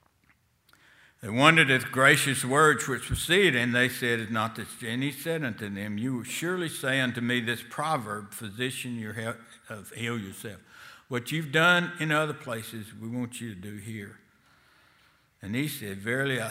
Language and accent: English; Selma, Alabama, United States; Selma has been, at least when I grew up, was a town of a good Jewish number of people.